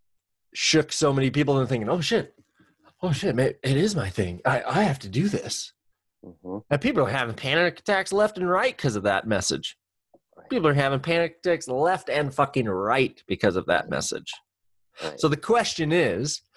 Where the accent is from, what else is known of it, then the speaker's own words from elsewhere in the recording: Central Oregon, United States; I have been born and raised in Central Oregon